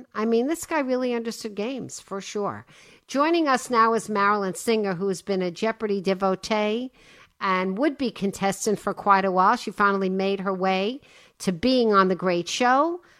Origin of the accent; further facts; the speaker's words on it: New York City, New York, United States; I was born in Brooklyn.